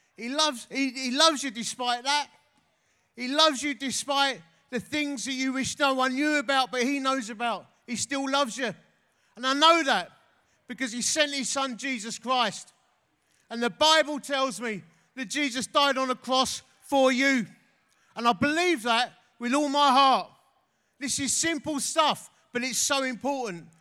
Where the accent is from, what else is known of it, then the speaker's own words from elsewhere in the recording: Essex, East of England, United Kingdom; I'm from Essex